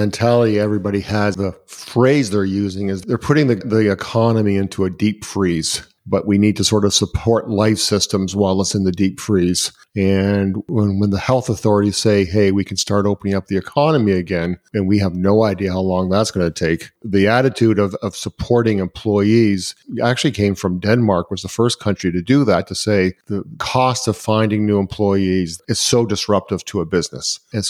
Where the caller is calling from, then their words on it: Canada; I'm calling from Canada